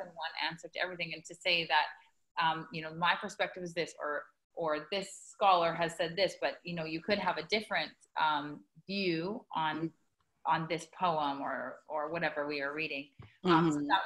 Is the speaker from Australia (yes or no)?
no; Canada; moved away as an adult; also born or lived in China; growing up in Canada